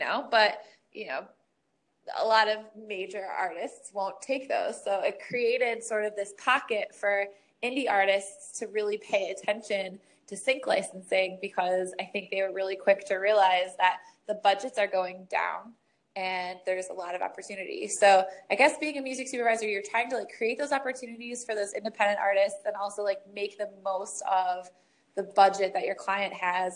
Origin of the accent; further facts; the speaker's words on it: Michigan, United States; growing up in Michigan